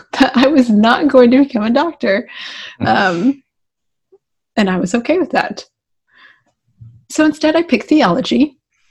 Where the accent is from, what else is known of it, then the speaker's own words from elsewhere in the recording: west side of Indianapolis, United States; I grew up in the cornfields of Indiana, which is like on the west side of Indianapolis